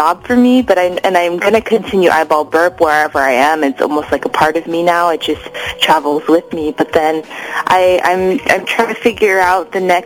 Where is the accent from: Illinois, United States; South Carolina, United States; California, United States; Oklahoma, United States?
California, United States; Los Angeles; also born or lived in Atlanta, Georgia; I'm Japanese American and I grew up